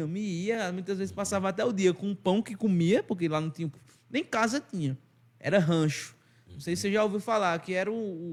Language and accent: Portuguese; Arcoverde, Pernambuco, Brazil; accent: sotaque arrastado nordestino; Eu sou arco-verdense com muito orgulho, é uma cidade do interior, Portal do Sertão, pernambucano